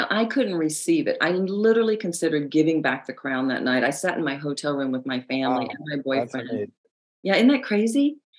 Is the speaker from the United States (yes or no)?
yes; the South, United States; accent: Southern; I have a news background now, so I've lost a lot of my Southern accent, but I talk like this.